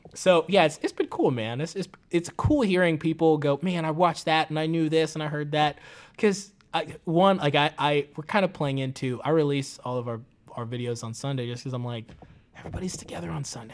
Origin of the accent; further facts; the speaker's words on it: Tanzania; now in United States; I grew up in Tanzania